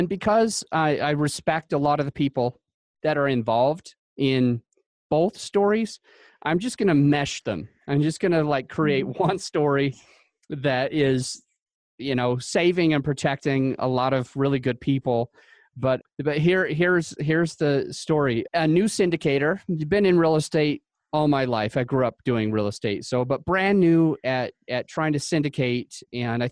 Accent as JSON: {"language": "English", "region": "Utah", "country": "United States", "tie": "born or raised there", "said": "I grew up in Utah"}